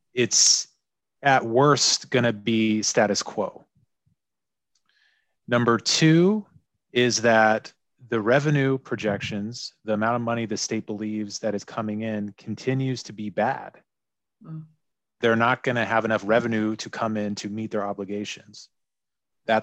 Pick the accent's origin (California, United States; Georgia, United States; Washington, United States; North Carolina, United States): Washington, United States; Seattle; I love the parks here in my hometown of Seattle